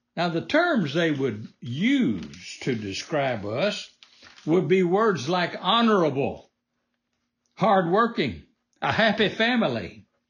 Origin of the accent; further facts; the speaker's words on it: United States; I was born in America, the land of the free.